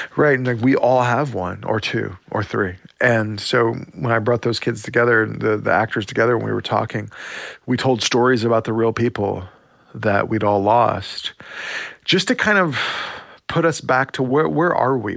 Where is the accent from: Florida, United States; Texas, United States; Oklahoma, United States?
Oklahoma, United States; growing up in Indian Territory, uh, Oklahoma.